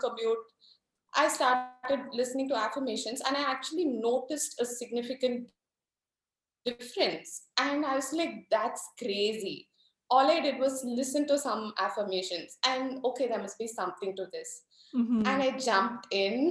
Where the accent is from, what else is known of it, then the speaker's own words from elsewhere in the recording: India; I'm from India, so we have arranged marriages, which is a pretty common thing here